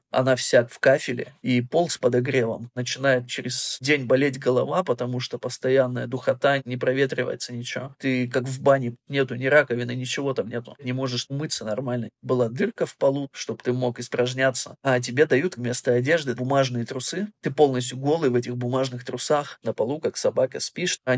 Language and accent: Russian; Germany; also born or lived in Urals, Russia; Я родился в России, на Урале